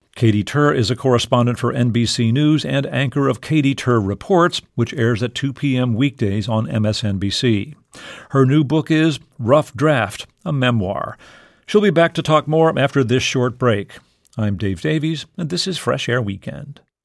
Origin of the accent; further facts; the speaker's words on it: South Texas, United States; I grew up in South Texas